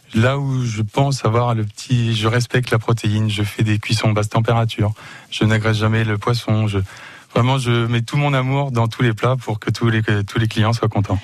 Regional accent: Le Mans, Pays de la Loire, France; also born or lived in Canada; je suis revenu sur ma ville natale. Je suis natif du Mans

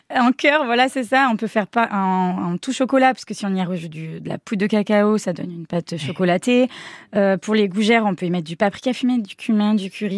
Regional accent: Léon, Nouvelle-Aquitaine, France; on est de Léon

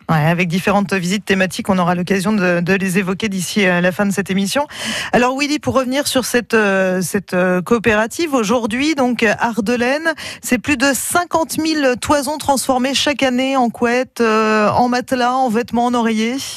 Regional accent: Ardèche, Auvergne-Rhône-Alpes, France; chez nous en Ardèche

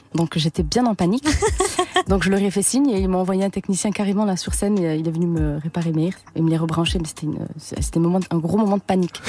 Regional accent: Toulouse, Occitania, France; moved away; je suis de Toulouse

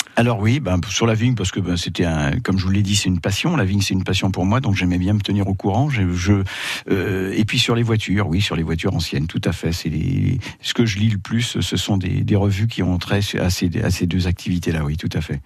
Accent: Saint-Père, Bourgogne-Franche-Comté, France; born or raised there; also born or lived in Paris

